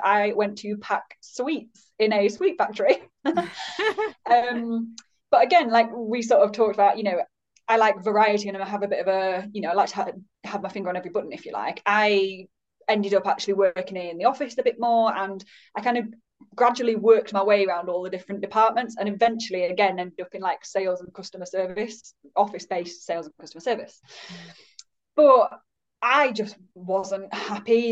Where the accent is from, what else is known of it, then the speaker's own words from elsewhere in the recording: Yorkshire and the Humber, United Kingdom; also born or lived in Leeds; I'm based in Leeds, so I'm a Yorkshire lass